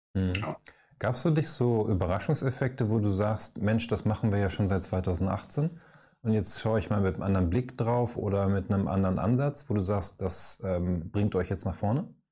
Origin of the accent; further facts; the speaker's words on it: Northern Germany, Germany; also born or lived in Hamburg; wir beide hier aus dem Norden mit Moin